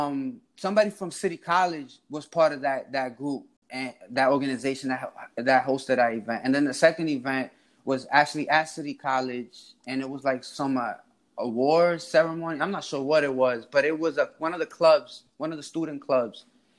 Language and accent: English; New York City, New York, United States; I was born and raised in Washington Heights, New York. That's Uptown Manhattan, the neighborhood right above Harlem. I was born right there in the New York Presbyterian Hospital in the heart of Washington Heights. I grew up in 164th Street in Broadway on the uptown side of the street.